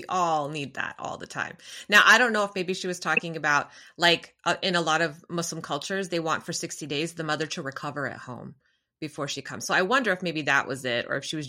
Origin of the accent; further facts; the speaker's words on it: United States; those of us who were born and raised in America